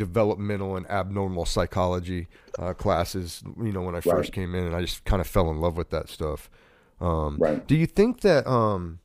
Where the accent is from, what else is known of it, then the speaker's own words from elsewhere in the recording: Ohio, United States; I grew up in Ohio